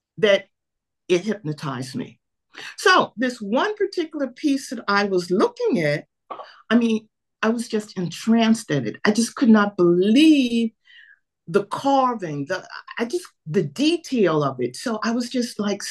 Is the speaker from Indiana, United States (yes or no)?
no; New York City, New York, United States; moved away as an adult; also born or lived in Atlanta; I was born in New York City, had two wonderful parents who always encouraged me to jump into any area that I wanted to jump into. So I grew up in New York City.